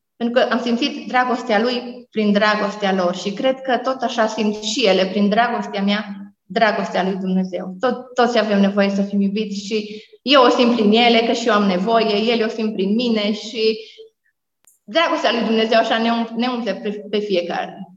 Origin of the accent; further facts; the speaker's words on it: Romania; moved away as an adult; also born or lived in Africa; m-am născut într-un sat, Basarabasta se numește, e un sat mic